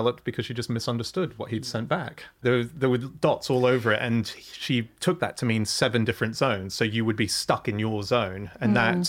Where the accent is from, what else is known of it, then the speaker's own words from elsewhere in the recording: Australia; moved away; I grew up in Oz for my teenage years.